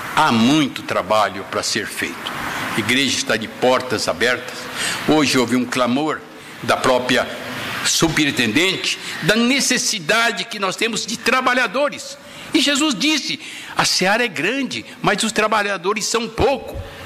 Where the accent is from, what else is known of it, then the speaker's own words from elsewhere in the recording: Bramunda, São Paulo, Brazil; also born or lived in Caximba, near Glicério; tenho uma imagem da casa que eu fui morar em Bramunda quando eu cheguei lá, de quatro anos